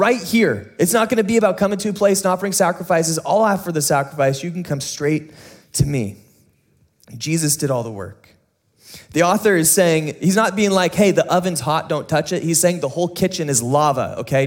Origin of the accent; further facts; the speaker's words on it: San Diego, California, United States; growing up in San Diego